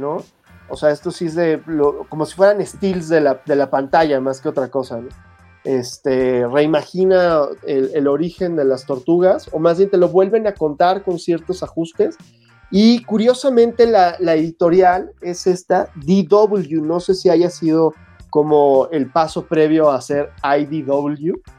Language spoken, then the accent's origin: Spanish; Mexico; pues de México